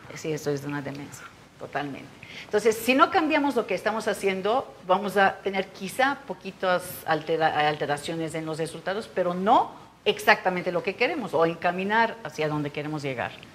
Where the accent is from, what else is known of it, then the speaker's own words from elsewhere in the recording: Turkey; Spanish is a second language; moved away as an adult; also born or lived in Israel; now in Mexico; yo nací en Turquía